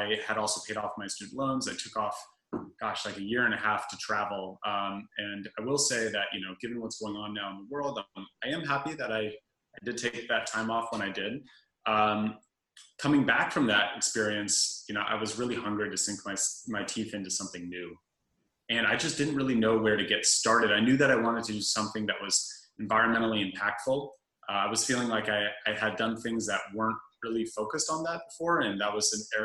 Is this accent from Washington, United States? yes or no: no; Berkeley, California, United States; also born or lived in Santa Barbara, California; I'm from Berkeley, California originally